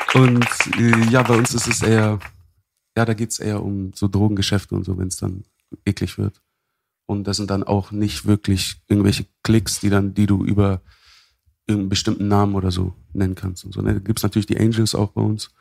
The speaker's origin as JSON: {"language": "German", "region": "Hamburg", "country": "Germany", "tie": "born or raised there"}